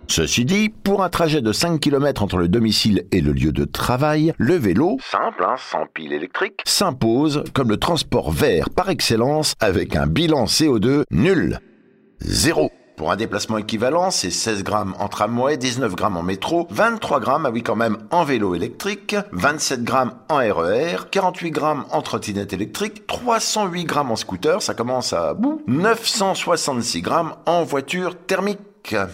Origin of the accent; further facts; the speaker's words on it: France; On revient chez nous en France